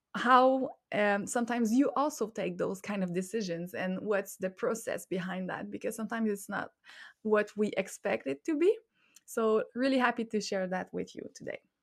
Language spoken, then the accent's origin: English; Montreal, Quebec, Canada; first language French; English is a second language; I am from Montreal, which is in Quebec, the French province in Canada